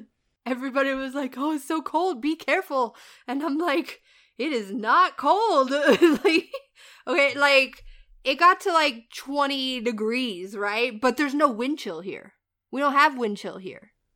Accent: Indiana, United States; moved away; I'm from Indiana.

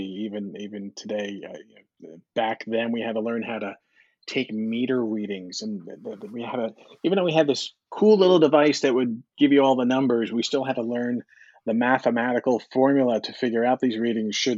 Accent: Long Island, New York, United States; my guidance counselor on Long Island

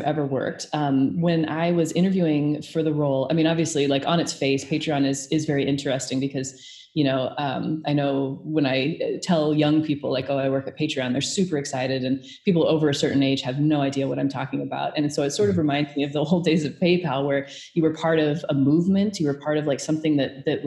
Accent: Omaha, Nebraska, United States; I'm originally from Omaha, Nebraska.

